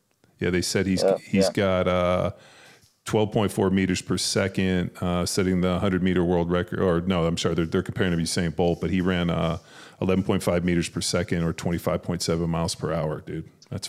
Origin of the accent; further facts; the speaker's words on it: Southern California, United States; moved away as an adult; also born or lived in Philadelphia; I grew up in Southern California and was not exposed, and I did play for the Eagles. So, I lived in Philly, lived in Rittenhouse and, lived in Maniac